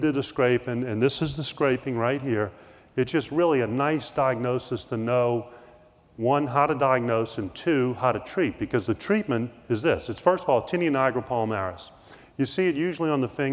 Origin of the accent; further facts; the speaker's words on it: New Orleans, Louisiana, United States; I grew up in New Orleans